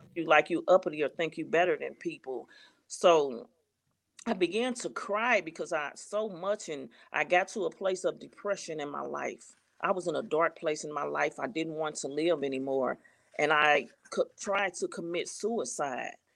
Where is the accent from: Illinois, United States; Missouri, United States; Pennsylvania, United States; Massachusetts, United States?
Missouri, United States; St. Louis; I'm from Saint Louis, Missouri.